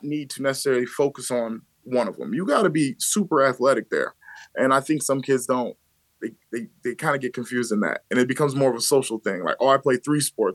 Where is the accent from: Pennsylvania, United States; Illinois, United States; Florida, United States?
Illinois, United States; Aurora; also born or lived in Louisiana (mother's side); I'm from West Aurora